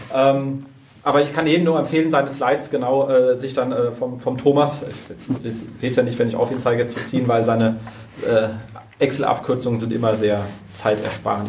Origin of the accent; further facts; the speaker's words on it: Berlin, Germany; wir sind ja Berliner